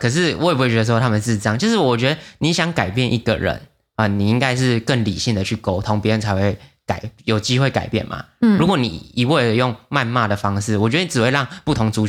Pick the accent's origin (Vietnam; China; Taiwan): Vietnam; 对我不是因为他们是义工，是菲律宾人，我是越南人才觉得他们很臭。